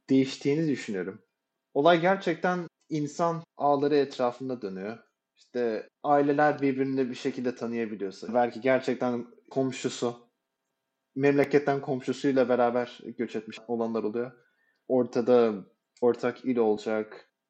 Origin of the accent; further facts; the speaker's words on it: Turkey; Ama herhangi bir şekilde işte ben de Türk'üm şu çocuk da Türk şeklinde birbirimize karşı bir yakınlık hissetmedik.